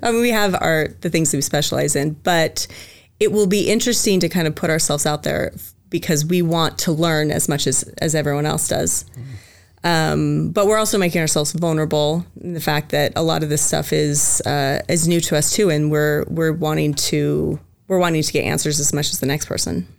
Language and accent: English; Spokane, Washington, United States; also born or lived in Chattanooga, Tennessee; now in Boise, United States; so I'm originally from Spokane, Washington, the Greenocker, Washington, actually. It's right on the border of Idaho and Washington.